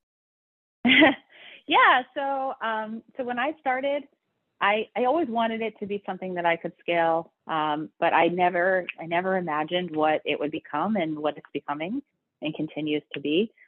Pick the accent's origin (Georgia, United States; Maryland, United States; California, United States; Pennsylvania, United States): Maryland, United States; Baltimore; moved away as an adult; also born or lived in Michigan / New York; born and raised in Baltimore, so um, you know, definite proud Baltimorean